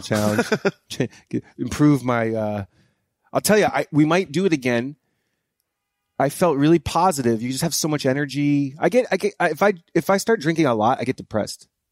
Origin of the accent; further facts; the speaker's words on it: New Hampshire, United States; moved away; I'm from New Hampshire